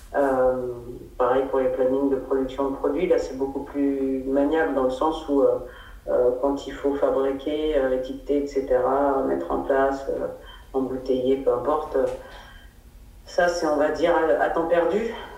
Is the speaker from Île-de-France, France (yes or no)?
yes; Paris, Île-de-France, France; moved away as an adult; also born or lived in South Africa; now in Alpes-de-Haute-Provence, France; je suis parisienne d'origine. J'ai toujours essayé de, m'envoler de Paris.